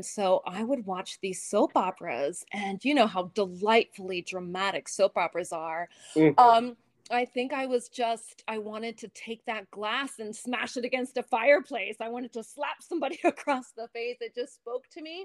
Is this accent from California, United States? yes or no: no; Bethlehem, Pennsylvania, United States; moved away; I grew up in Bethlehem, Pennsylvania